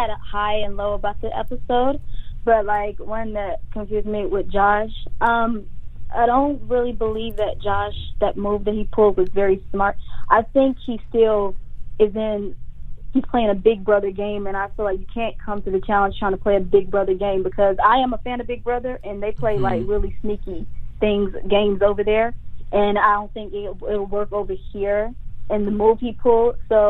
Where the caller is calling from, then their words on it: Long Island, New York, United States; I'm calling from Long Island.